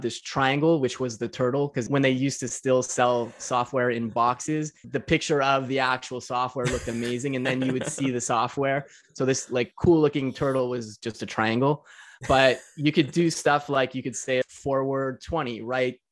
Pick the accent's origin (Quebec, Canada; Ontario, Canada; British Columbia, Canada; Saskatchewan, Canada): Quebec, Canada; Montreal; I'm from Montreal, Quebec, Canada, so East Coast of Canada